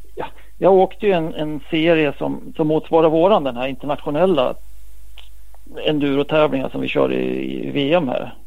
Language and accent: Swedish; Västerås, Västmanland, Sweden; det var i Västerås i min hemstad